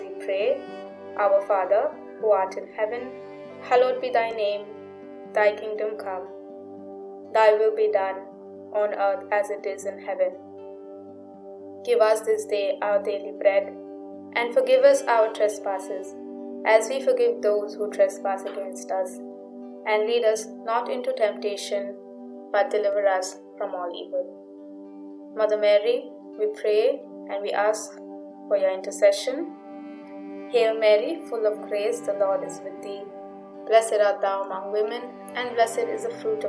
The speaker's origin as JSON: {"language": "English", "town": "Pune", "region": "Maharashtra", "country": "India", "tie": "born or raised there", "also_born_or_lived": "Nagpur", "said": "I am from Nagpur, but I grew up in Pune. So, I consider myself to be a Punekar. That is where most of my childhood was spent."}